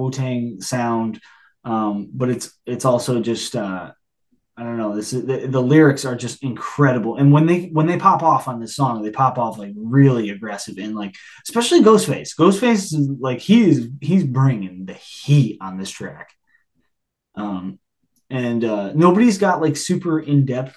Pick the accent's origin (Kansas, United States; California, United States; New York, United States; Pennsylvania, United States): New York, United States; upstate; I've grown up in New York, but I'm an upstate New Yorker.